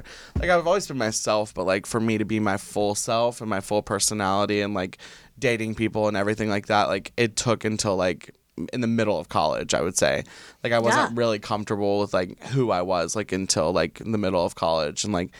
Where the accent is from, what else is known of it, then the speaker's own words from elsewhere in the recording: the South, United States; I think it comes from, like, being in the South, like, growing up in the South of, like, it was, like, I was different than every single other person.